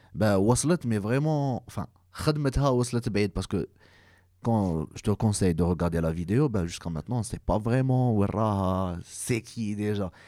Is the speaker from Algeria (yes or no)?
yes; Algeria; حنا en tant qu'algérien